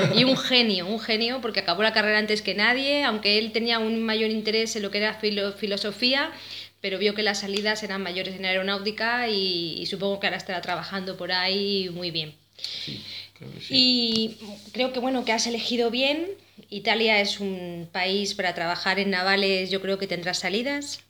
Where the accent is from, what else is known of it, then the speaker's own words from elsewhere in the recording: Madrid, Community of Madrid, Spain; yo personalmente soy madrileña